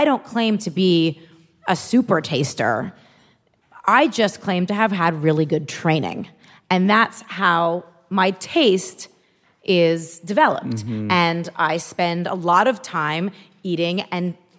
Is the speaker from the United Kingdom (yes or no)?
no; Canada; I'm Canadian.